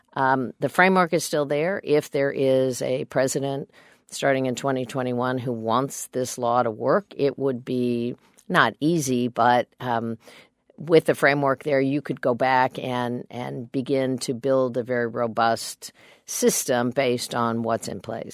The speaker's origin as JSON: {"language": "English", "region": "Kansas", "country": "United States", "said": "I'm a Democrat from Kansas"}